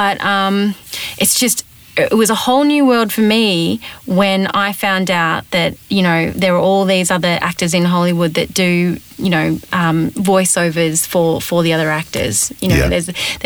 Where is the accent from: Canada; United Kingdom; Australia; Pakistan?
Australia; accent: Australian; moved away; also born or lived in Los Angeles, United States; I had an Australian accent